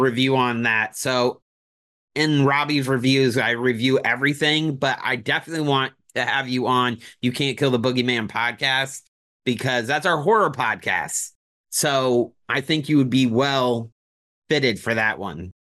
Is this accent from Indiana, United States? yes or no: yes; Indianapolis, Indiana, United States; now in Orlando, United States; I'm from Indianapolis originally